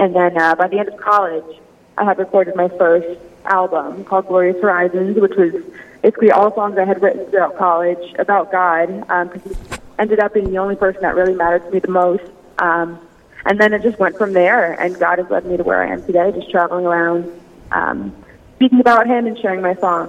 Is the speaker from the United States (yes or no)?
yes; Raleigh, North Carolina, United States; So I'm from Raleigh, North Carolina. That's where I am right now.